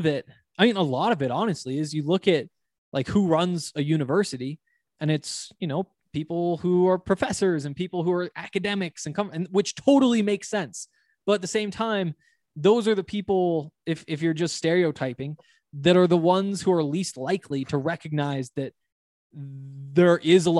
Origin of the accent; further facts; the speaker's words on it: Montana, United States; And, you know, I come from Montana where there was this huge football culture